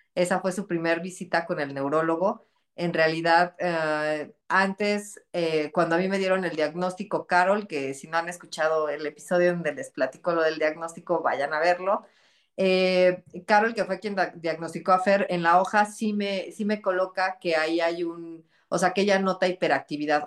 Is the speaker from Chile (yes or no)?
no; Texcoco, State of Mexico, Mexico; yo soy de aquí de Texcoco, Estado de México